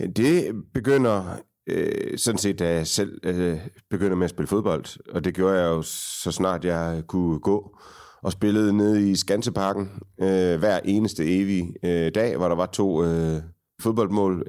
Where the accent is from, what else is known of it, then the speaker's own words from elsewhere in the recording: Aarhus, Central Denmark Region, Denmark; Jeg voksede op på Frederiksbjerg, ikke så langt øh, fra, hvor vi sidder